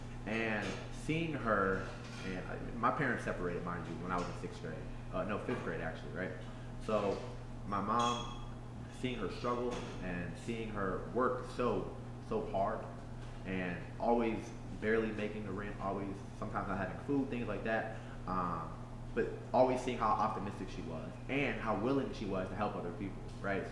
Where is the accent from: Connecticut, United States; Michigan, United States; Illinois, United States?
Illinois, United States; Aurora; I am from Aurora, Illinois. I was born and raised here.